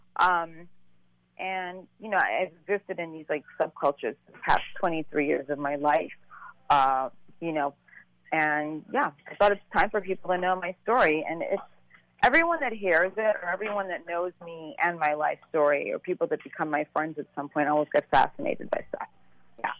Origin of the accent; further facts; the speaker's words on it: New York, United States; also born or lived in Saint Croix, U.S. Virgin Islands / London; we left when I was three, and I grew up in New York